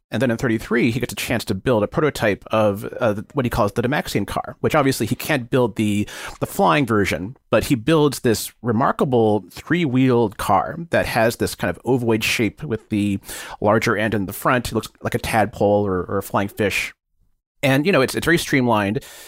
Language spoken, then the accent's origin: English; Bay Area, California, United States; growing up in the Bay Area